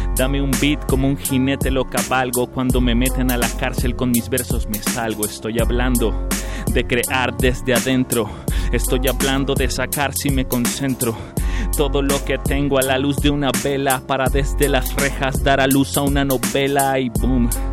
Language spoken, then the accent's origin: Spanish; Tijuana, Baja California, Mexico; yo nací en Tijuana, Baja California un 24 de marzo de 1986